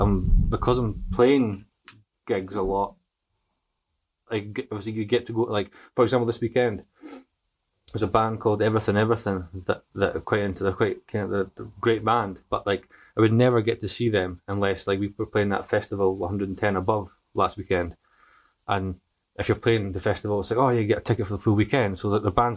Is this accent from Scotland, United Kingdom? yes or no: yes; Crossford, Scotland, United Kingdom; I grew up in Crossford.